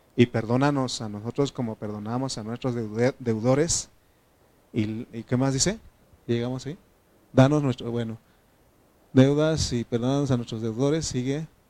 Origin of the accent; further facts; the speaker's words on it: Oaxaca, Mexico; now in State of Mexico, Mexico; soy de Oaxaca